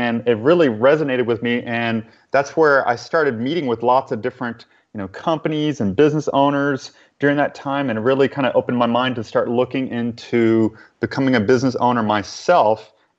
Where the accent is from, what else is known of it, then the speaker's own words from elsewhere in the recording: New Orleans, Louisiana, United States; where I'm originally from New Orleans, Louisiana. Mm-hmm. And even though I don't have the Southern accent right now, it's because I've lived in so many other places after that time.